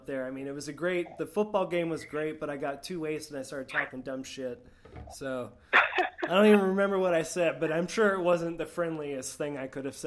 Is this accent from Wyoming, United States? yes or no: no; Florida, United States; I'm from Florida